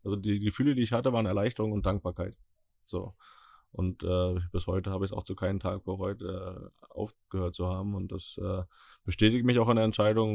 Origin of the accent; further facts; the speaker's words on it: Northern Germany, Germany; wir beide als äh, Norddeutsche